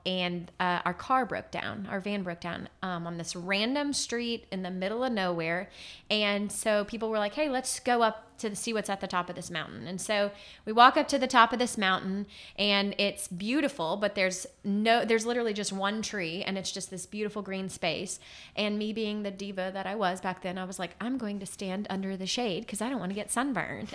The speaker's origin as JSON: {"language": "English", "town": "Lafayette", "region": "Louisiana", "country": "United States", "tie": "born or raised there", "also_born_or_lived": "New Orleans / Baton Rouge", "moved": "as an adult", "lives_now": "Haiti", "said": "I was born and raised in Lafayette"}